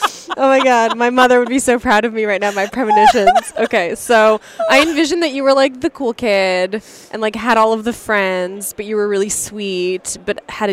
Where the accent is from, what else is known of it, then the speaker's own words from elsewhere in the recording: Canada; I'm Canadian, so it's different in Canada.